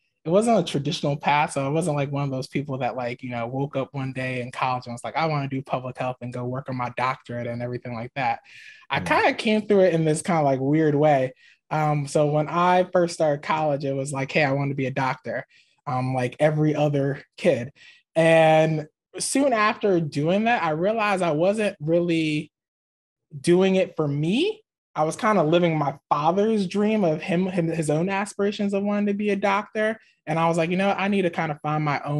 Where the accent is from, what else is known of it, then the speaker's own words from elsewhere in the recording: Maryland, United States; moved away as an adult; also born or lived in Michigan / Boston / Antigua (ancestry) / St. Kitts and Nevis (ancestry); I was born and raised in Maryland, but I like became a man in Michigan